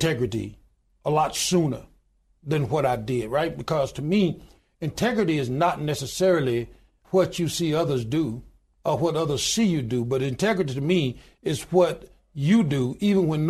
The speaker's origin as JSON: {"language": "English", "town": "Goodwater", "region": "Alabama", "country": "United States", "tie": "born or raised there"}